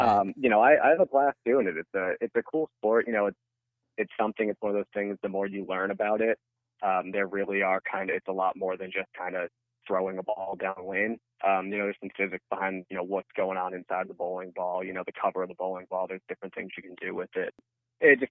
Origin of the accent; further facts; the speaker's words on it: Southern Connecticut, United States; I grew up in Southern Connecticut, so actually most of my family's Yankees fans